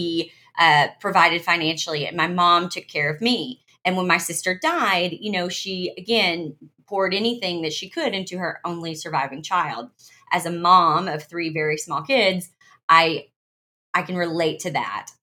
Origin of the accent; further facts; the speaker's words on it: Arkansas, United States; I was born in Arkansas.